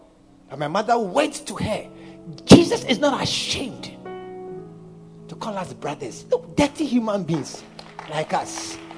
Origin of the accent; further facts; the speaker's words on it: Volta, Ghana; I'm from Volta region. Look at that.